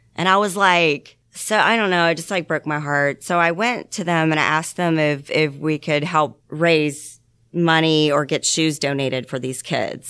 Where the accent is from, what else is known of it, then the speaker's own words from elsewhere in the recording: Georgia, United States; also born or lived in Columbus, Ohio / Stone Mountain, Georgia / Lawrenceville, Georgia; I was born in Atlanta, Georgia, and I grew up in Stone Mountain. And then um, in second grade, we moved up to Columbus, Ohio. I lived there until sixth grade and I moved back down to Lawrenceville, Georgia.